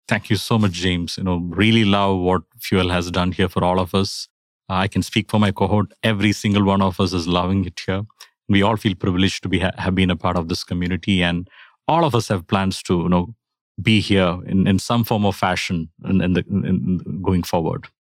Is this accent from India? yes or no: yes; India; now in Atlanta, United States; I'm originally from India